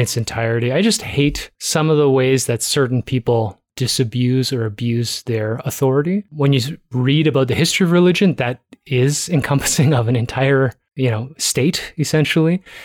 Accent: Toronto, Ontario, Canada; I was born in Toronto

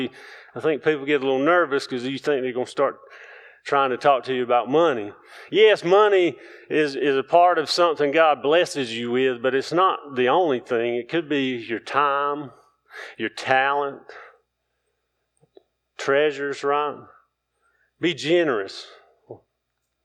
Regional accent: the South, United States; I grew up in the South

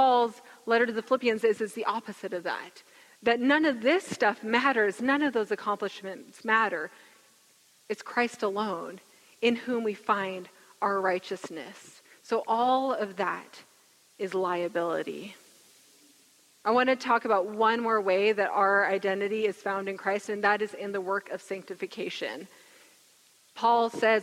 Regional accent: Gig Harbor, Washington, United States; I grew up in Gig Harbor

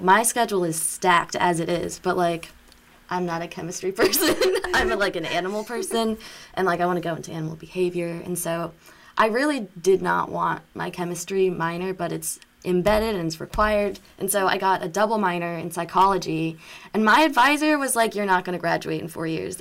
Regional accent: Atlanta, Georgia, United States; I'm from Atlanta proper

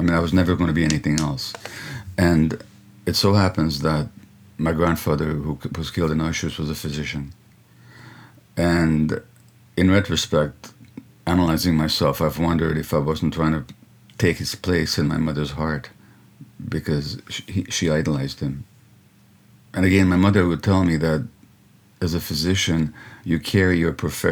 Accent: Hungary; now in Canada; I grew up in communist Hungary

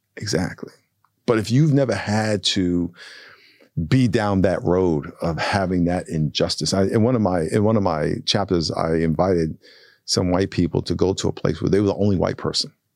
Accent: United States; I'm the American

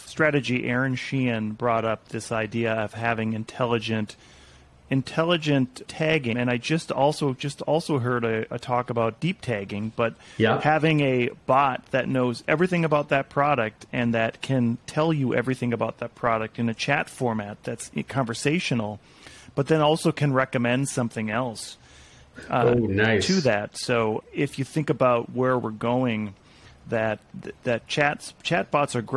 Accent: Montana, United States; I'm from Montana

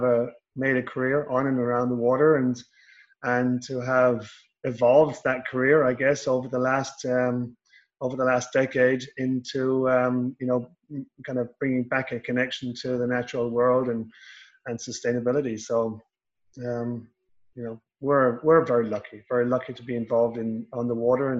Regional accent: Southwest Ireland, Ireland; I grew up in Southwest Ireland

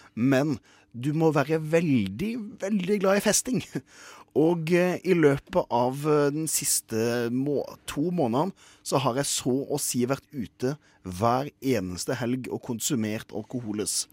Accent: Kristiansand, Agder, Norway; Jeg kommer fra Kristiansand

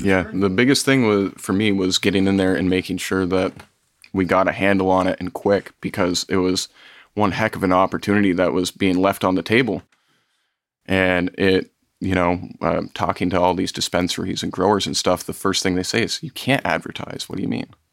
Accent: Vermont, United States; growing up in Vermont, we've got a lot of small towns

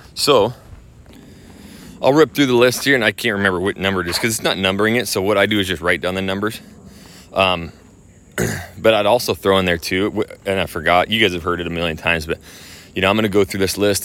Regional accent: Hayden, Idaho, United States; I grew up in Hayden my whole life.

